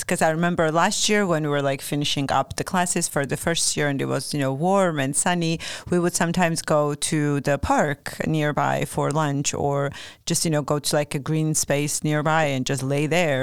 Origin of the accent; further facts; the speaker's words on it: Georgia; now in Norrköping, Sweden; I'm from Georgia